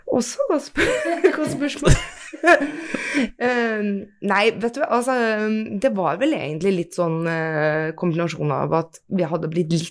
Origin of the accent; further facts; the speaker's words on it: Norway; Vi er nordmenn, ikke sant, så vi, blir, litt, vi blir litt sånn, da.